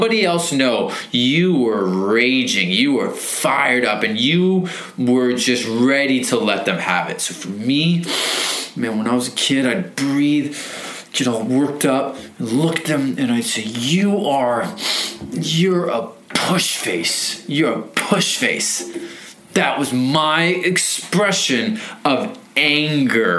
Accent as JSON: {"language": "English", "town": "Federal Way", "region": "Washington", "country": "United States", "tie": "born or raised there", "said": "I grew up here in Federal Way behind Wild Waves"}